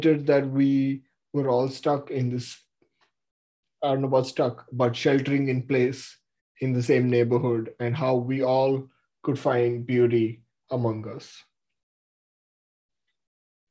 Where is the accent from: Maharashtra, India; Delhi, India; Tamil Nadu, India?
Maharashtra, India; Mumbai; moved away; also born or lived in San Francisco; I was born in Mumbai in 1997